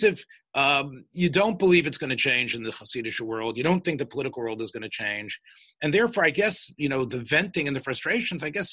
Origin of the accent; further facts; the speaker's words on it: the South, United States; I'm from the South